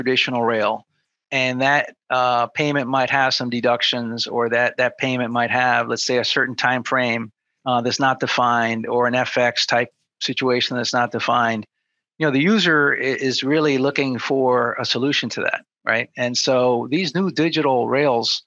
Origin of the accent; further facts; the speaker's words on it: New Jersey, United States; I grew up in New Jersey